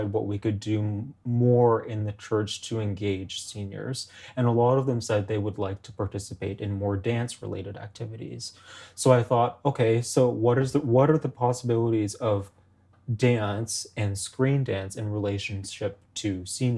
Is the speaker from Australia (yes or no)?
no; Toronto, Ontario, Canada; I'm from Toronto. I grew up in Toronto